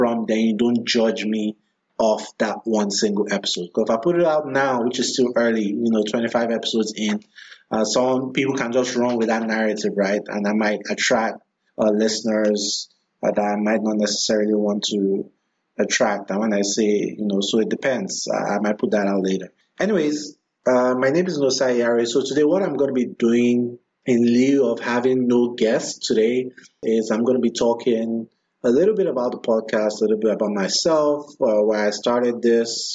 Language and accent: English; Nigeria; moved away as an adult; now in Washington, D.C., United States; My first 28 years of life, most of that time was spent in Nigeria